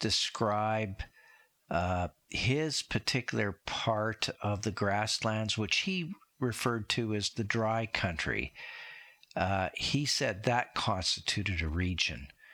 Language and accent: English; Saskatchewan, Canada; I grew up in Saskatchewan